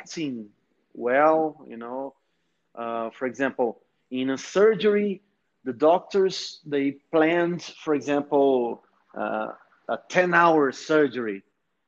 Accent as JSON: {"language": "English", "town": "Niterói", "region": "Rio de Janeiro", "country": "Brazil", "tie": "born or raised there", "also_born_or_lived": "Resende / Montes Claros / Minas Gerais", "second_language": "English", "moved": "as an adult", "lives_now": "São Paulo, Brazil", "said": "the city where I was born is Niterói"}